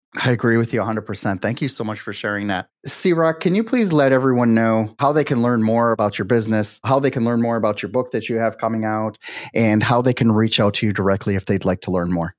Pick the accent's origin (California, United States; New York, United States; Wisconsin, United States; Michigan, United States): Wisconsin, United States; Milwaukee; moved away as an adult; now in Miami, United States; growing up in Milwaukee, I couldn't wait to get out of Dodge right and then when i turned 18 i was like you know something that's it i went to you know i went traveling for a little bit i ended up uh, settling in miami